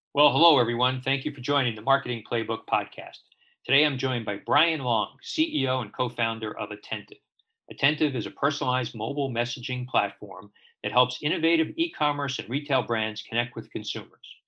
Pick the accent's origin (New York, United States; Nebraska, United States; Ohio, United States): New York, United States; New York City; I grew up in Brooklyn